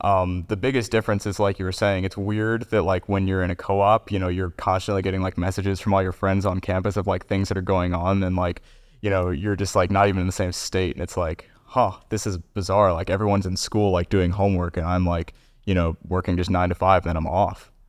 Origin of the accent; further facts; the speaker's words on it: Kentucky, United States; I'm, uh, born and raised in Kentucky